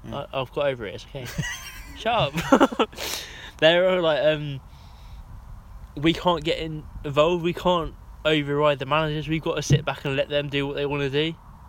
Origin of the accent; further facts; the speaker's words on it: Hampshire, South East England, United Kingdom; We're from Hampshire.